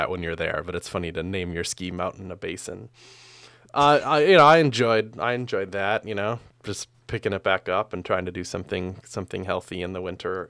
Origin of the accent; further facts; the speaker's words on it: Midwest, United States; I don't know if it's necessarily that I'm from the Midwest, thus I thus I am more community oriented.